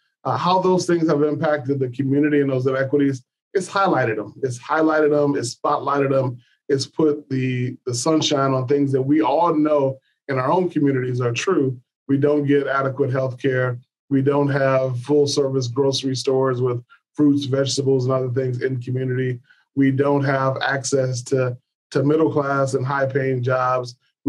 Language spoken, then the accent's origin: English; Detroit, Michigan, United States; moved away as an adult; also born or lived in Atlanta, Georgia / Washington, D.C.; now in Minnesota, United States; born and raised in Detroit, Michigan. When I left Detroit in 1985, went down to Morehouse College